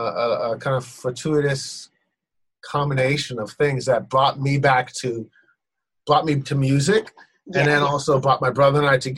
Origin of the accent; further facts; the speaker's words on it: Ghana; When I was growing up in Ghana, there was a Swedish steward named Mr. Tumpty.